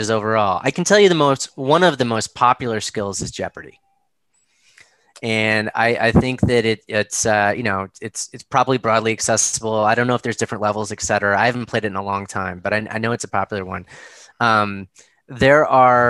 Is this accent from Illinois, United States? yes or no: yes; Chicago, Illinois, United States; now in Boston, United States; I grew up in Chicago